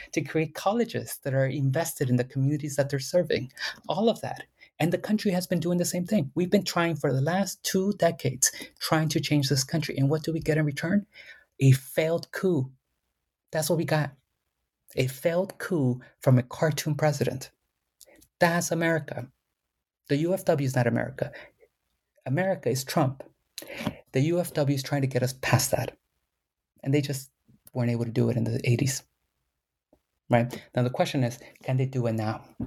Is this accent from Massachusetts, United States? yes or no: no; Coachella Valley, California, United States; first language Spanish; English is a second language; i grew up in public housing that they that farm workers and chicano chicana activists helped build